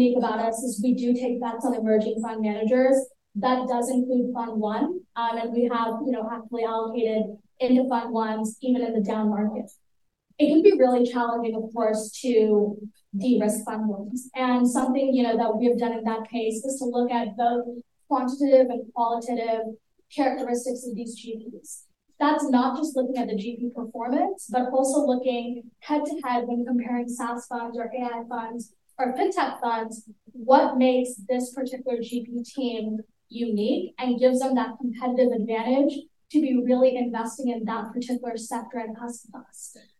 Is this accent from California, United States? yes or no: yes; Palo Alto, California, United States; I'm from Palo Alto